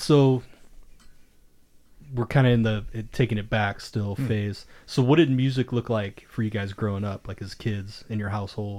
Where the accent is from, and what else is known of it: Akron, Ohio, United States; now in Phoenix, United States